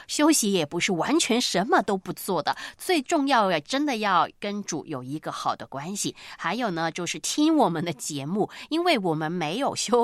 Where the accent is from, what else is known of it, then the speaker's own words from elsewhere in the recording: China; 对于我们中国人来说，这个礼拜很，呃，这个忙碌